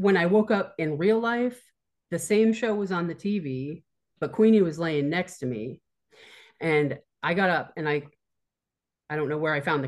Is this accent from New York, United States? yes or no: no; Bennington, Vermont, United States; moved away as an adult; I grew up in Bennington, Vermont.